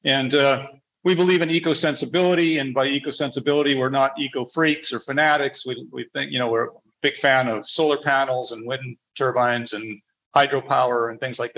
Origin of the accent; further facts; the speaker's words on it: Canada; moved away as an adult; also born or lived in Honduras / Panama; now in Latin America; As Mikkel said, I'm originally from Canada, a Canadian citizen, but I'm a resident of several countries down here in Latin America, and really make my home in a number of the countries here with my wife, Andrea.